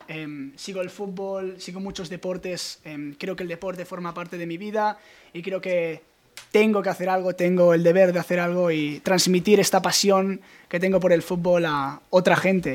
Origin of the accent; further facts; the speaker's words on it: Barcelona, Catalonia, Spain; nací en Barcelona